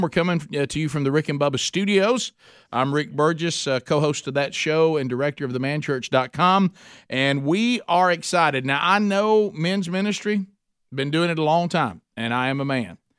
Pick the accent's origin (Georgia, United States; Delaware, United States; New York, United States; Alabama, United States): Alabama, United States; Oxford; my hometown, Oxford, Alabama